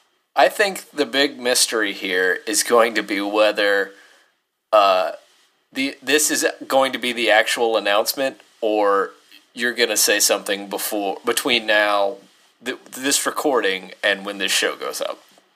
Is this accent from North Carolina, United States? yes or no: yes; North Carolina, United States; I'm from North Carolina, which actually has a Western and an Eastern style of barbecue